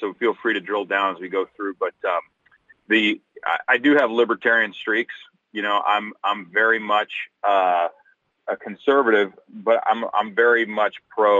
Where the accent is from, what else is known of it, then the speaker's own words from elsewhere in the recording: Central Florida, United States; moved away as an adult; now in Alaska, United States; We grew up down in Central Florida